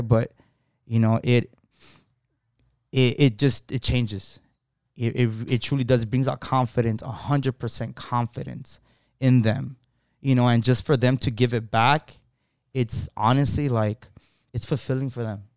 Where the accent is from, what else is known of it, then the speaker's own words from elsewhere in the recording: Los Angeles, California, United States; I was born, basically born and raised in Lincoln Heights